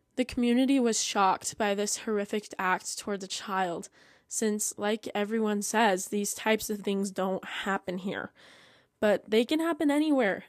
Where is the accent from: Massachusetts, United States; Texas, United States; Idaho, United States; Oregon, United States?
Idaho, United States; my home state